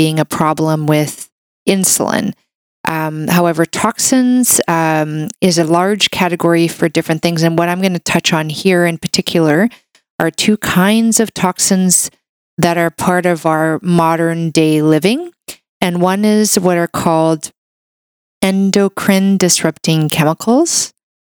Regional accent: Canada; a Canadian medical doctor

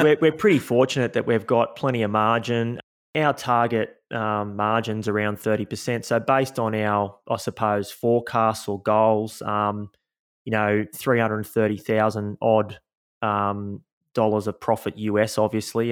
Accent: Sydney, New South Wales, Australia; Born and raised in Sydney, Australia, in the, uh, eastern suburbs, so a couple of beaches down from Bondi Beach

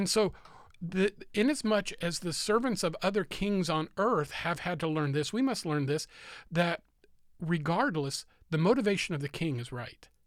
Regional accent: United States; I'm an American

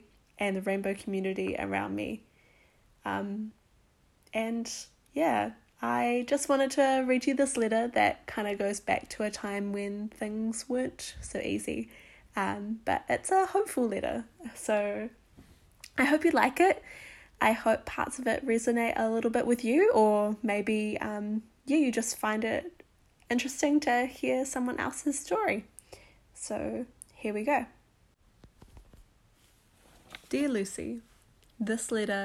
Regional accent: New Zealand; also born or lived in Whangarei, Northland / Masterton, Wellington Region; now in Wellington, New Zealand; I grew up in Whangarei and also in the Wairarapa in Masterton

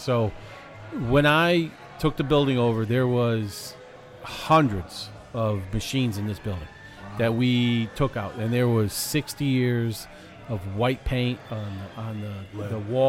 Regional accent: Shelton, Connecticut, United States; grew up on my street growing up in Shelton

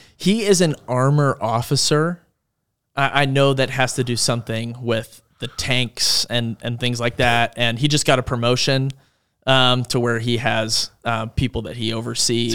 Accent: Langhorne, Pennsylvania, United States; moved away; My hometown, Langhorne. Langhorne, Pennsylvania is in Bucks County.

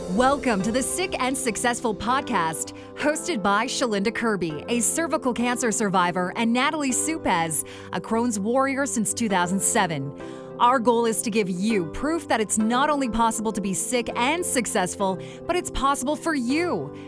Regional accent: Drayton Valley, Alberta, Canada; moved away as an adult; also born or lived in Calgary, Alberta / Whitehorse, Yukon; I am from a very small town outside of Edmonton, Alberta. It's called Drayton Valley.

